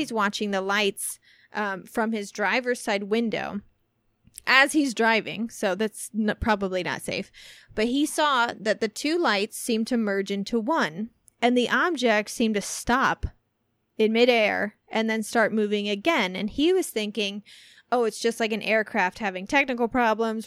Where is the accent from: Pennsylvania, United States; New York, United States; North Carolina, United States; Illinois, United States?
Illinois, United States; Centralia; moved away; my hometown, Centralia